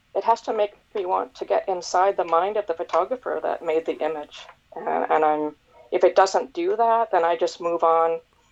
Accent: Nova Scotia, Canada; moved away as an adult; also born or lived in North America; So I was born and raised in Nova Scotia, and then as life would have it, I went to various universities and I worked all over North America, and I eventually moved back here

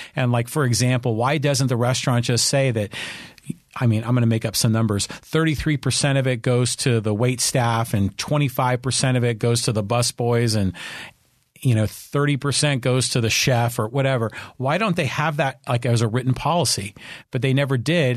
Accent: Burlingame, California, United States; now in San Diego, United States; I grew up in Burlingame

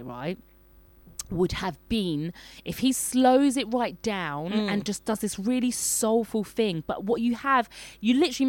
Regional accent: United Kingdom; moved away; because I'm from the United Kingdom.

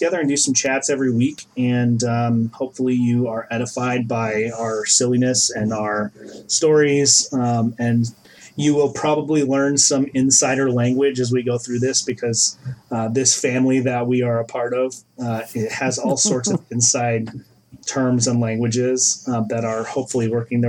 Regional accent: Midwest, United States; moved away as an adult; also born or lived in New England; I grew up in the Midwest where particularly Lutheran churches were very common

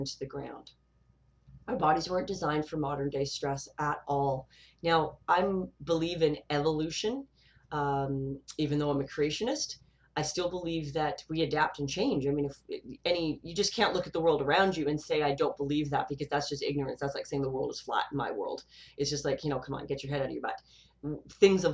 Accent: Canada; I live in a multicultural country. Canada

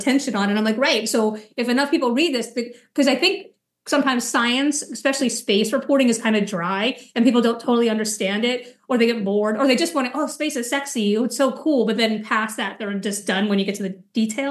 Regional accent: near Kennedy Space Center, Florida, United States; I grew up near Kennedy Space Center in Florida.

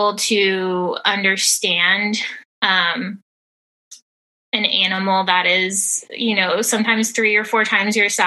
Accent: Georgia, United States; also born or lived in North Texas; now in Texas, United States; I am originally from North Texas and lived there for a little over 7 years before moving to Georgia, and spent 15 years living in the metropolitan area before moving back to Texas, where I currently live

